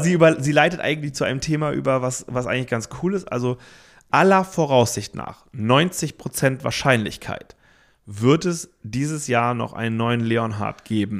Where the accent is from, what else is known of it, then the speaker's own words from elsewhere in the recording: Hamburg, Germany; moved away as an adult; also born or lived in Cologne; wir als Hamburger äh, Kids, als wir da nach Köln gezogen sind